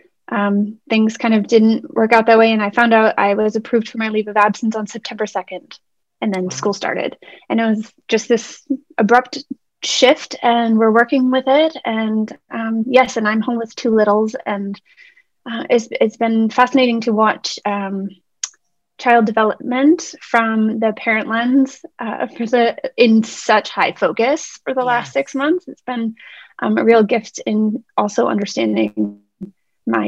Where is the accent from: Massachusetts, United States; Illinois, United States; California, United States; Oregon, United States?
Massachusetts, United States; Boston; I was born and raised in Boston, Massachusetts